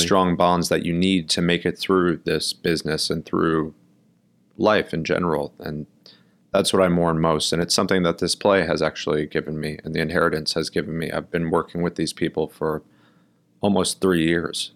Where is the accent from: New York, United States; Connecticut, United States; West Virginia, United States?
New York, United States; New York City; also born or lived in Milwaukee, Wisconsin; I grew up in Brooklyn, New York